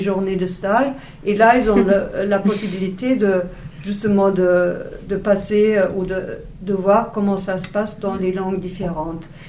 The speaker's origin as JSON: {"language": "French", "town": "Wuppertal", "region": "North Rhine-Westphalia", "country": "Germany", "tie": "born or raised there", "also_born_or_lived": "East Germany", "second_language": "French", "said": "c'est une ville de 400 euh, 000 habitants à peu près. Et euh, après l'école primaire, j'ai changé au lycée"}